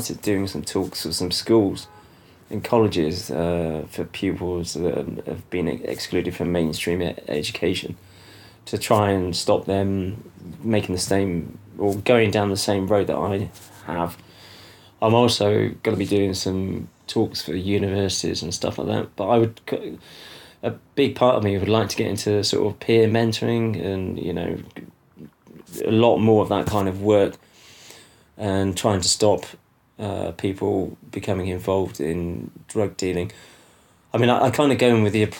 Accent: United Kingdom; moved away as an adult; also born or lived in Ecuador; I was coming back to my own culture, you know, being British

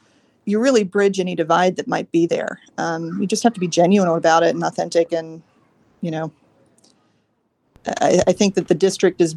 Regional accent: Mount Sterling, Kentucky, United States; also born or lived in Germany; now in Northern Kentucky, United States; So I've only known really being raised in Kentucky

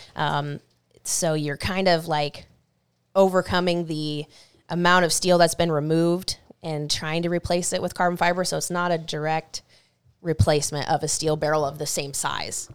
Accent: Stanwood, Washington, United States; I'm here from Stanwood. I grew up by haven't really spent much time at all outside of Stanwood

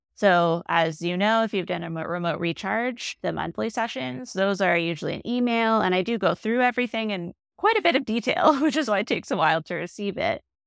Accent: Toronto, Ontario, Canada; I'm from the Toronto

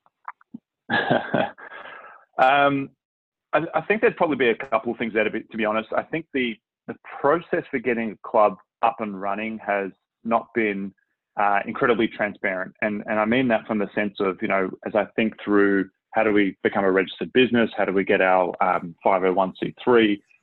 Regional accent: Melbourne, Victoria, Australia; moved away as an adult; also born or lived in Sydney, Australia; now in North Texas, United States; I grew up in Melbourne.

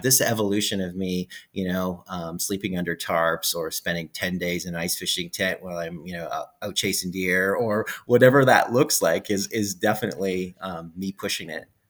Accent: Edmonton, Alberta, Canada; I'm from Edmonton, Alberta, Canada

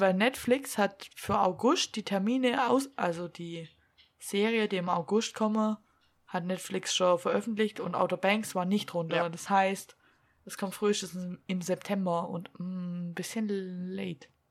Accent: Black Forest, Baden-Württemberg, Germany; accent: Swabian; bei uns im Schwarzwald

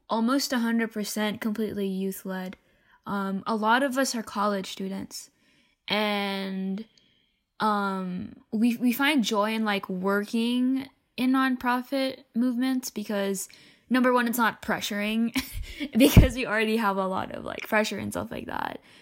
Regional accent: Philippines; moved away; in my home country, um, the Philippines

